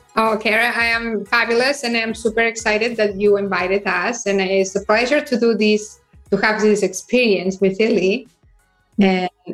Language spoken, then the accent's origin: English; Barcelona, Catalonia, Spain; now in United States; I am originally from Barcelona and I moved to United States